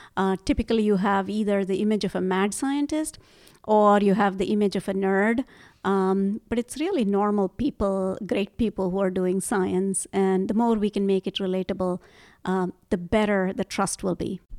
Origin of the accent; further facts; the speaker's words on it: India; moved away; So, I grew up in India